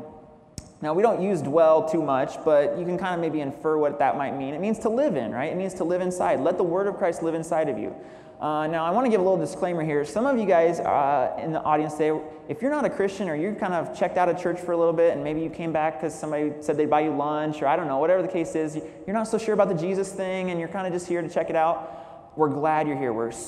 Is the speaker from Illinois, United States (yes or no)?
yes; Illinois, United States; now in San Jose, United States; I grew up in Illinois with my mom raising me